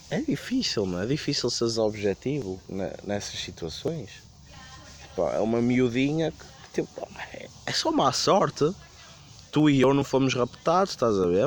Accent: Porto, Norte, Portugal; eu sou do Porto, estou perdido em Setúbal

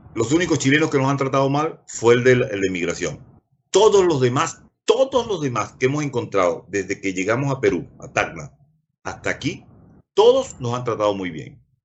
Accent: Maturín, Monagas, Venezuela; moved away as an adult; now in Neuquén, Argentina; yo nací en Maturín. Yo nací donde está actualmente la Plaza Rómulo Gallegos

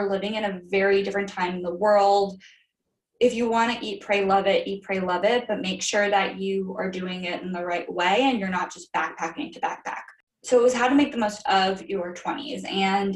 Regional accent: Florida, United States; I am from Florida. I went to school in Florida.

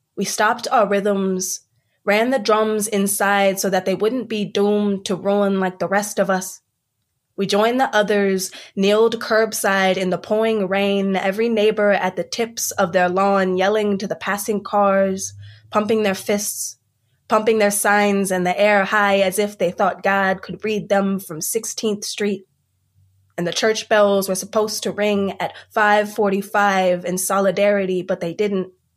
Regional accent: Columbia, South Carolina, United States; I, for the most part, I grew up in Columbia, South Carolina

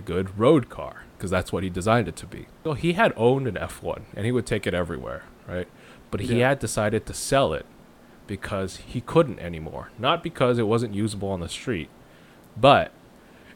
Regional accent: Southern California, United States; I am from Southern California

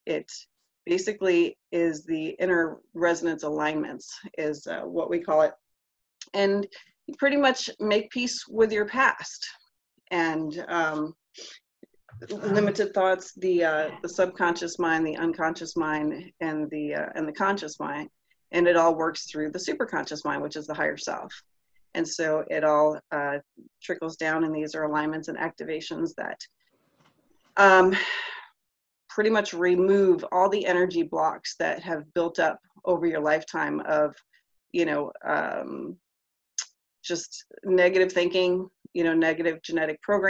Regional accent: Tampa, Florida, United States; I am from Tampa, Florida

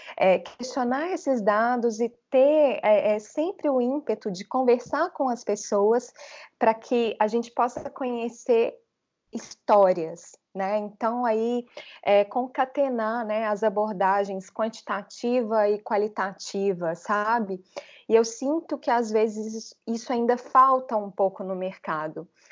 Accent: Belo Horizonte, Minas Gerais, Brazil; accent: mineiro; moved away as an adult; also born or lived in São Paulo; now in Florianópolis, Brazil; Sou mineira de Belo Horizonte

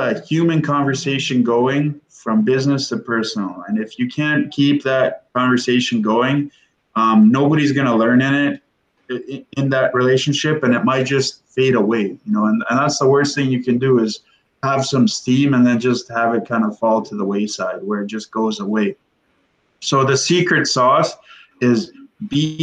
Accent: Windsor, Ontario, Canada; I'm from Windsor.

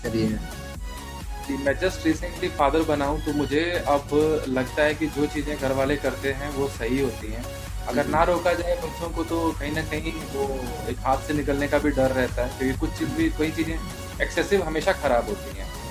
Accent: Punjab, India; moved away as an adult; also born or lived in Madhubani, Bihar / Chandigarh; now in Delhi, India; बिहार से बिलोंग करता हूँ मधुबनी रीजन से और बच्चा ही था छोटा ही था उस टाइम पे पंजाब शिफ्ट हुए

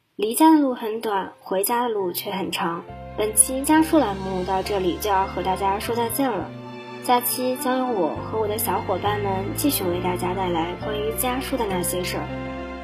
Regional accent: Jinchang, Gansu, China; moved away as an adult; now in Nanjing, China; 来自甘肃金昌

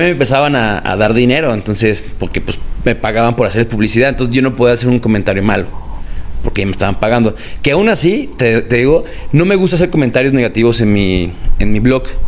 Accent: Guadalajara, Jalisco, Mexico; yo soy de Guadalajara

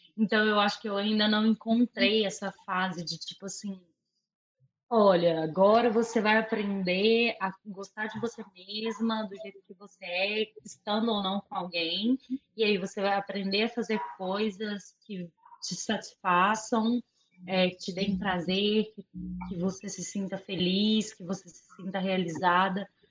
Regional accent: Açucena, Minas Gerais, Brazil; moved away; minha cidade natal, que é a Sucena

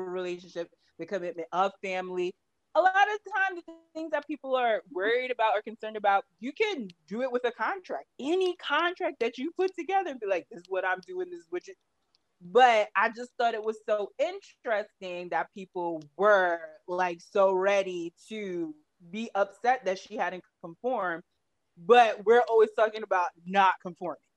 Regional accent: New York, United States; I'm from New York

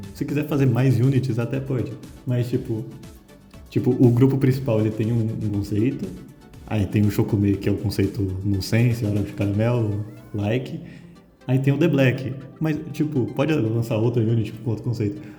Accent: Brazil; sou brasileiro

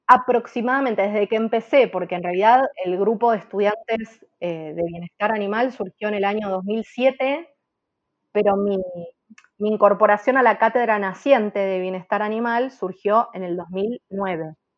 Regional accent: Argentina; soy la única argentina

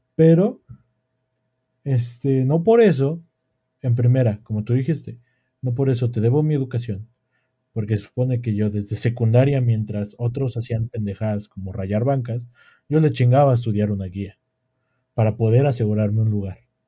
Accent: Mexico; nosotros como mexicanos

